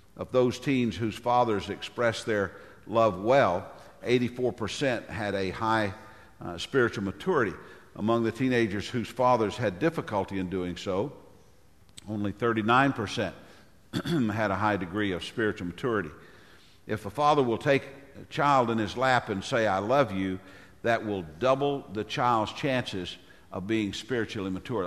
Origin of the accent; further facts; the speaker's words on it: Tennessee, United States; my home state of Tennessee